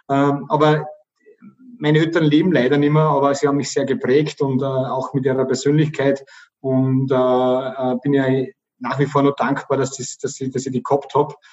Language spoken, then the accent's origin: German; Oberkappel, Upper Austria, Austria; accent: Bavarian; Also ich bin in einem Gasthof aufgewachsen, Gasthof Süß in Oberkappel, da an der bayerischen Grenze. Wenn, dann habe ich also ein rollendes R und äh, äh, so einen bayerischen Dialekt